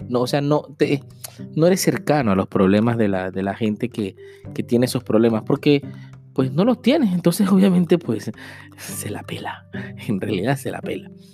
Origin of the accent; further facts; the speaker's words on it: Venezuela; moved away as an adult; como muchos venezolanos